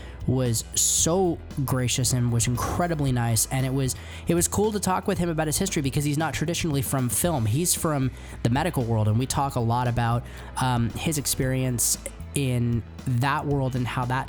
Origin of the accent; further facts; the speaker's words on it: San Jose, California, United States; I've lived here my whole life. I'm actually from San Jose